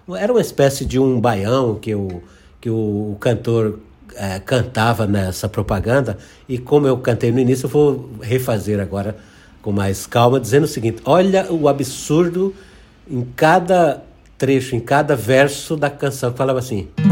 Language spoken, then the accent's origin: Portuguese; Rio Grande do Norte, Brazil; eu comecei minha carreira como jornalista em rádio no interior do Rio Grande do Norte, onde eu nasci, no Rio Grande do Norte